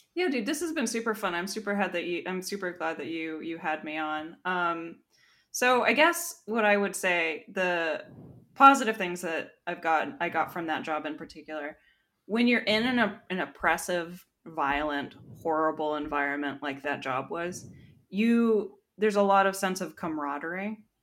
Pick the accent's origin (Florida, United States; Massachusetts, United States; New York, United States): Florida, United States; growing up in Florida